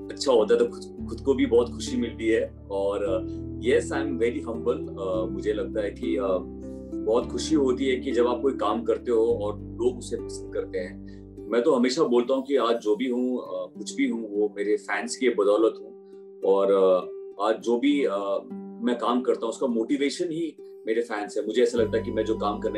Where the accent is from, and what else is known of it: Bihar, India; also born or lived in Chandigarh